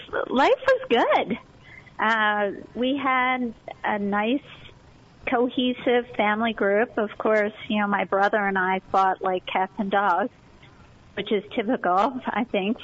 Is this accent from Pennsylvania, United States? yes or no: yes; Chadds Ford, Pennsylvania, United States; Yeah, so Chadsford at the time when I was growing up there was pretty rural.